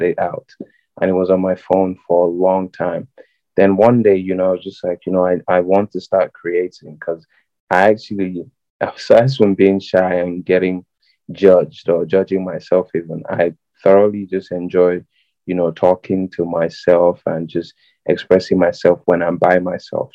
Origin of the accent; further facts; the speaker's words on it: Lagos, Nigeria; I'm from Lagos State